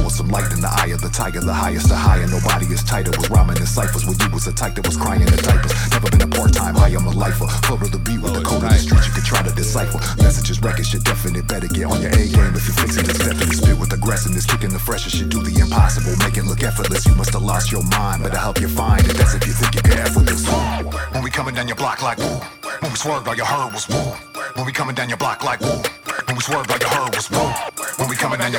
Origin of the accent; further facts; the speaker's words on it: Los Angeles, California, United States; now in Montreal, Canada; born and raised in South Central